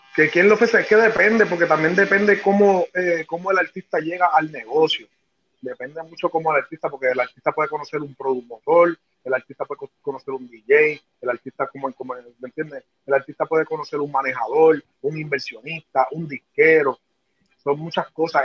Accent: Trujillo Alto, Puerto Rico; en Trujillo Alto, en mi pueblo

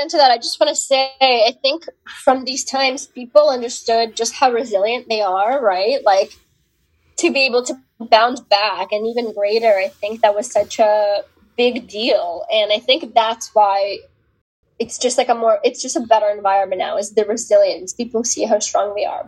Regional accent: Ukraine; moved away; when I was growing up in the Ukraine

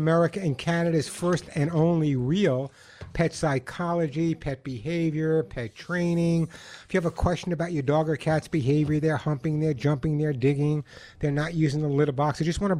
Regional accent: Long Island, New York, United States; moved away as an adult; now in Santa Monica, United States; I'm a New Yorker. I knew when I was growing up in New York, I knew every single neighbor's name.

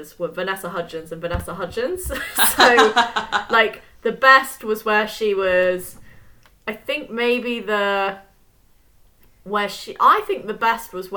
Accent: England, United Kingdom; I live in London. I'm English

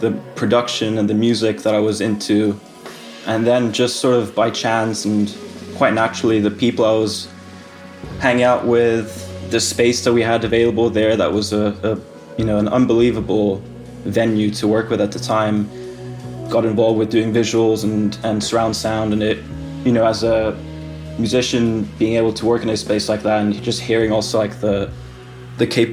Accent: Switzerland; moved away as an adult; also born or lived in Finland; now in London, United Kingdom; I'm from Finland, but I grew up in Switzerland, actually. But I moved to London to study when I was 18.

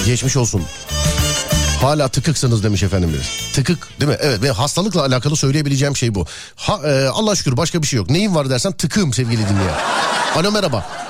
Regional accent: İzmir, Turkey

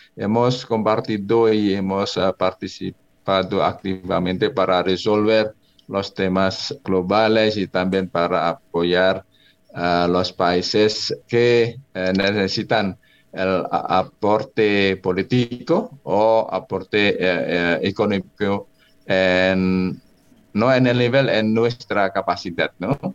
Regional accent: Indonesia; Spanish is a second language; moved away as an adult; now in Colombia

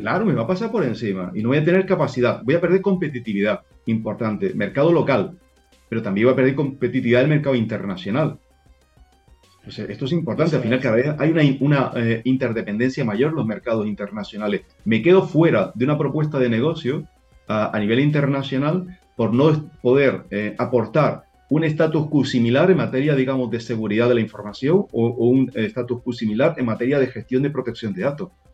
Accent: Spain; nosotros tenemos la gran suerte en España

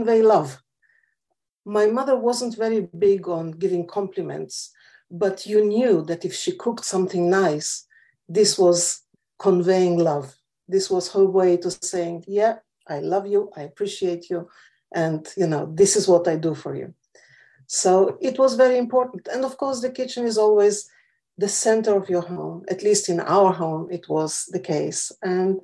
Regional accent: Lithuania; also born or lived in Israel; now in London, United Kingdom; I was born in Lithuania, I speak five languages

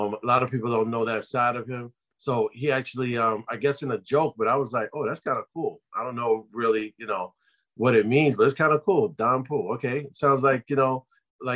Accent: New York City, New York, United States; I'm a kid growing up in Brooklyn

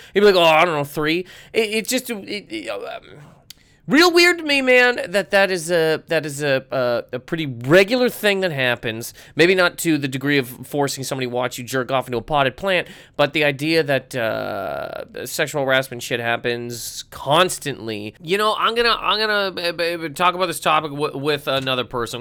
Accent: Halifax, Nova Scotia, Canada; my hometown of Halifax, Nova Scotia

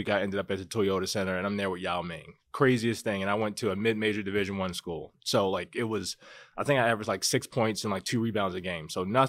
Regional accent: Baltimore, Maryland, United States; moved away as an adult; now in Las Vegas, United States; I'm from Baltimore.

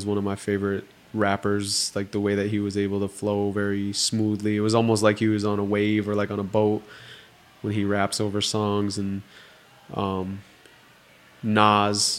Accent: St. Michael, North Dakota, United States; grew up on the Spirit Lake Reservation

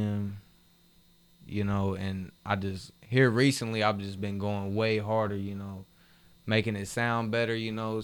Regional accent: Mexico, Missouri, United States; I'm from Mexico, Missouri. A little small town

